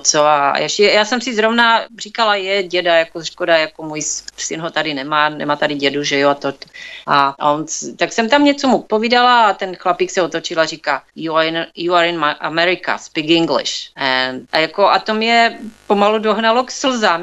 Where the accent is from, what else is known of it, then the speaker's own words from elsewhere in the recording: Czechia; accent: Czech; moved away as an adult; now in United States; bostonský akcent, ale ten já nemám, já mám pořád ten český